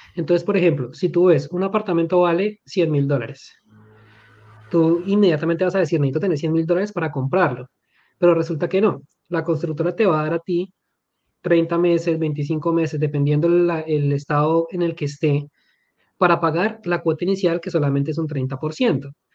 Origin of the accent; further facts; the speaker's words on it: Colombia; amo mi país, soy colombiano